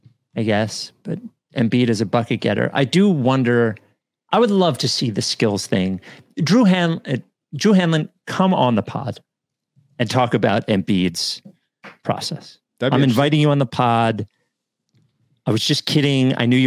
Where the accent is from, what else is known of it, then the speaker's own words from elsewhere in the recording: Australia; I'm from Australia, and I don't really understand the context of NBA off seasons